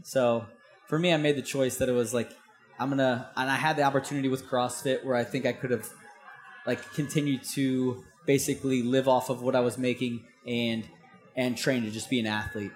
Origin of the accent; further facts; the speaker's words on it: St. Louis, Missouri, United States; I'm from St. Louis, Missouri, which is like landlocked.